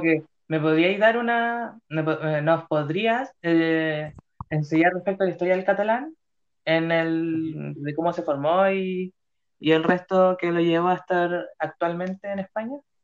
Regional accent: Chile; en mi país Chile

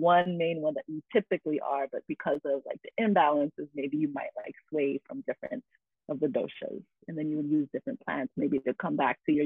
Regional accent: Carson, California, United States; I was born in Carson, California. And so I'm in the diaspora of the Filipinx folks

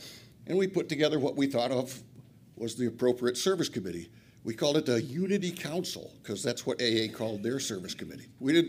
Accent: Flint, Michigan, United States; I'm an addict from Flint.

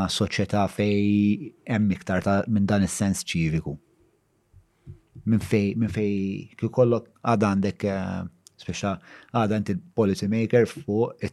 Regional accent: Malta; għandna aħna bħala Maltin

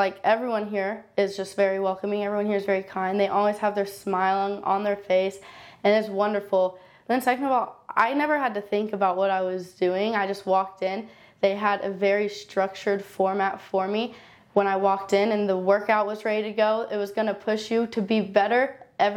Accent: Moore, Oklahoma, United States; I grew up in Moore, Oklahoma, went to Westmore High School

